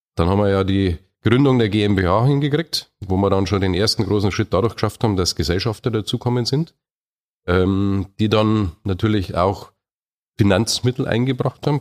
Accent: Munich, Bavaria, Germany; bin ja auch Oberbayer, also ich bin ein richtiger Münchner

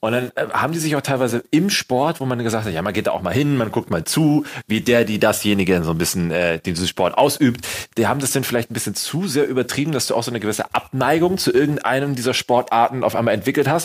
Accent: Germany; bei uns in Deutschland

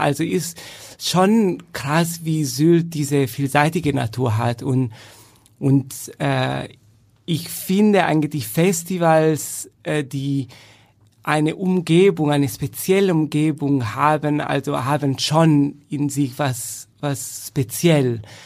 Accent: Turin, Piedmont, Italy; German is a second language; moved away as an adult; also born or lived in Frankfurt / Essen / Madrid; now in Germany; ich fühle mich sagen wir so, mehr Italiener, da ich da geboren und aufgewachsen bin

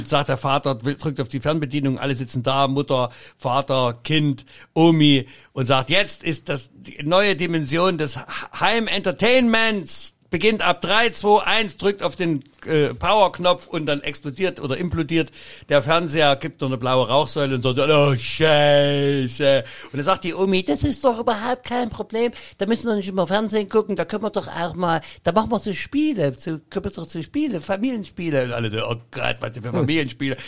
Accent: Saxony, Germany; ich als Sachse in Berlin noch Kabarettpreis kriege

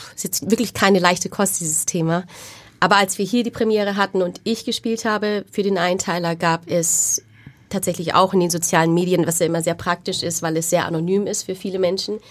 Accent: Wunsiedel, Bavaria, Germany; moved away; Ich bin dort aufgewachsen und dort zur Schule gegangen

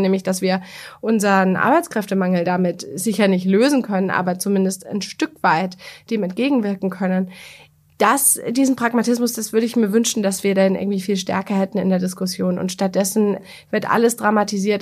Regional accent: Bavaria, Germany; ich komme aus Bayern

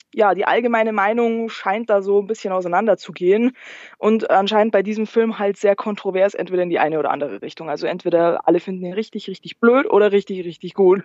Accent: Landshut, Bavaria, Germany; aus Niederbayern tatsächlich. Äh, wenn dir Landshut was sagt

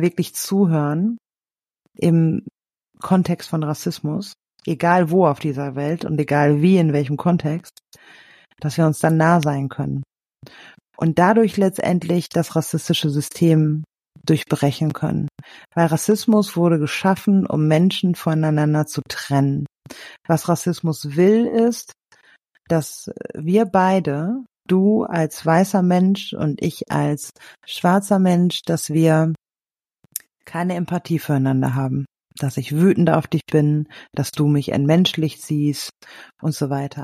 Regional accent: Germany; als Deutsche

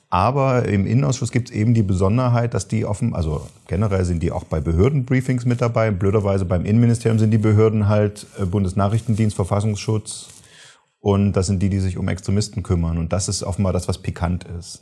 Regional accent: Saxony, Germany; accent: Saxon; ich komme aus Sachsen, ich könnte das äh, auf Sächsisch machen

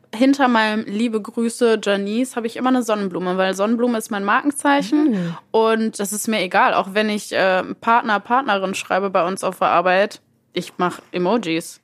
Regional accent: Mülheim an der Ruhr, North Rhine-Westphalia, Germany; ich bin äh, in Mülheim geboren und aufgewachsen und wohne auch immer noch in Mülheim

